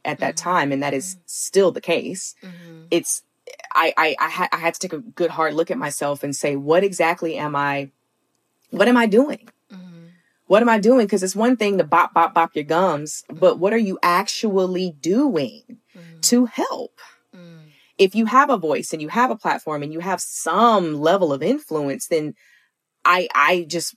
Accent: Alabama, United States; moved away; growing up in the South

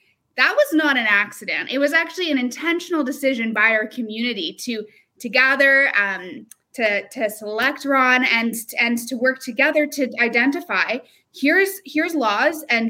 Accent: Vancouver, British Columbia, Canada; I was born and raised on the Fraser River with my family

